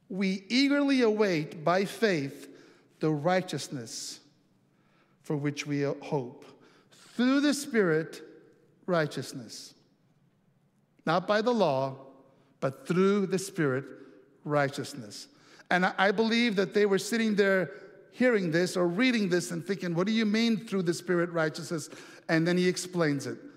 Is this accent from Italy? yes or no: yes; Italy; moved away; I have some really treasured memories uh, from growing up in Italy